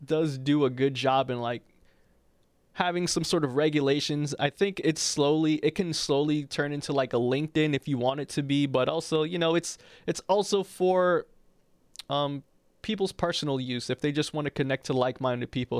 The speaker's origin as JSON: {"language": "English", "town": "New York City", "region": "New York", "country": "United States", "said": "I'm from Harlem"}